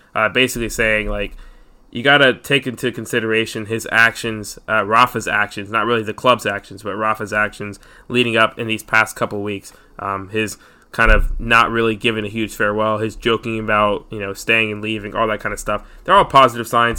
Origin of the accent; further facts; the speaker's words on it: United States; we're American